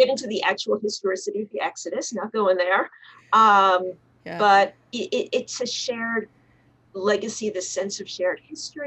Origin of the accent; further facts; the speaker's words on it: New York City, New York, United States; moved away; I grew up in Riverdale, where there's a large Jewish community